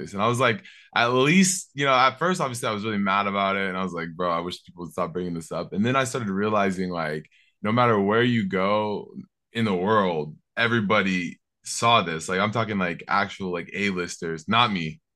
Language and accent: English; Seattle, Washington, United States; I'm from Seattle